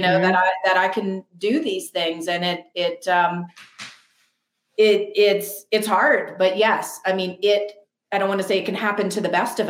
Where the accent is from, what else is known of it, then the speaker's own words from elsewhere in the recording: New Orleans, Louisiana, United States; I grew up 4 generations in New Orleans